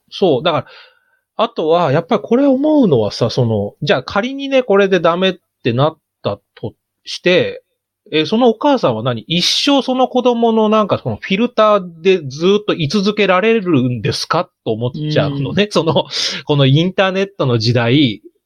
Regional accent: Chiba, Japan; 僕千葉出身ですから

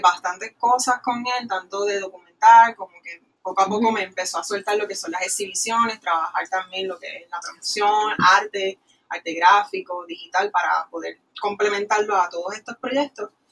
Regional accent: Ponce, Puerto Rico; moved away as an adult; also born or lived in Florida; soy natural de Ponce, de Valle uh. Alto, así que somos de aquí.

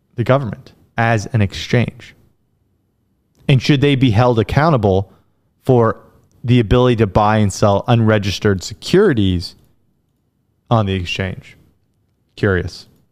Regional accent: United States; as an American

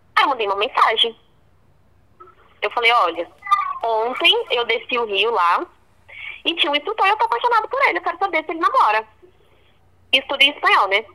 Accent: Brazil; eu sou brasileira

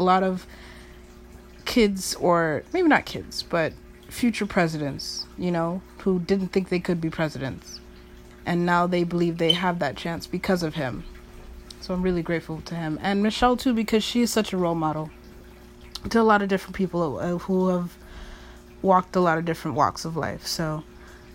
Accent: United States; living in America and being born an American

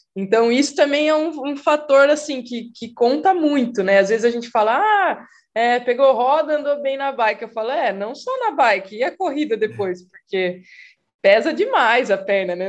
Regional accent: Piracicaba, São Paulo, Brazil; moved away as an adult; also born or lived in Rio Claro; now in Campinas, Brazil; eu sou de Piracicaba, sou piracicabana

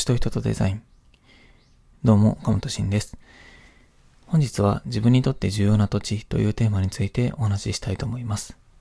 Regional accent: Kyoto, Japan; moved away as an adult; also born or lived in Ichikawamisato, Yamanashi; 私は、まあ、京都で生まれ育ち、親も京都出身ということもあって

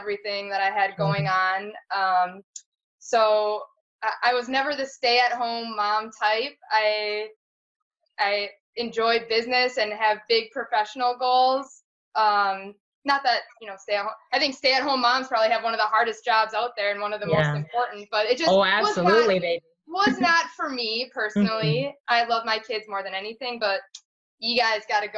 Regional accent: Green Bay, Wisconsin, United States; I'm originally from Green Bay. My husband Matt and I are both from Green Bay, Wisconsin.

